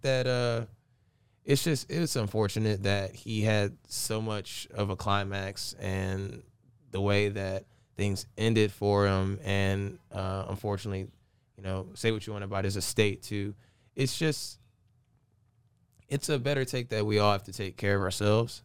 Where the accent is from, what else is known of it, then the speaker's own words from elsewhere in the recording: Aiken, South Carolina, United States; also born or lived in Augusta, Georgia; I'm from Aiken, Augusta